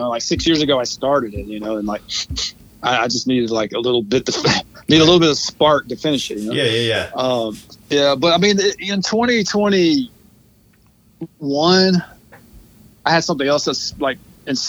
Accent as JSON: {"language": "English", "town": "Carrollton", "country": "United States", "tie": "born or raised there", "said": "I grew up in Carrollton"}